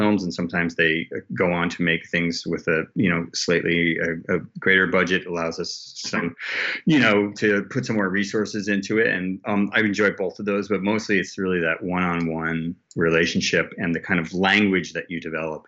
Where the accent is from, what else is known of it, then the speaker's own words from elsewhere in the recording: New England, United States; We're both Yankees from New England